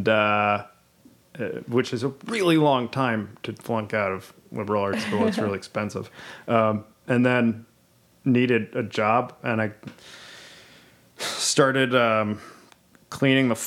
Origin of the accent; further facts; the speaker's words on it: New York City, New York, United States; I grew up in the West Village in New York City.